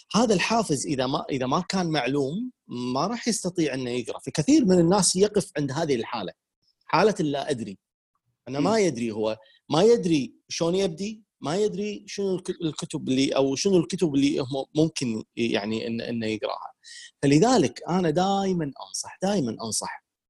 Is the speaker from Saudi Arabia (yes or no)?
no; Kuwait; عندنا بالكويت